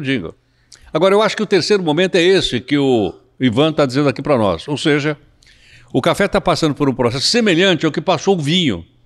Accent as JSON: {"language": "Portuguese", "region": "São Paulo", "country": "Brazil", "said": "eu sou da Baixada do Glicério"}